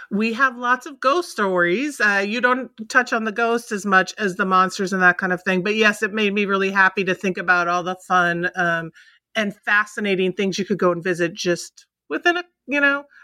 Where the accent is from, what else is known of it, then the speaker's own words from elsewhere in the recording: Midwest, United States; I'm a Midwesterner too.